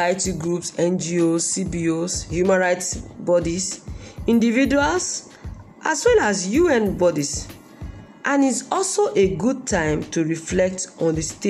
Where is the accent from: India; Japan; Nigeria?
Nigeria; In our country, Nigeria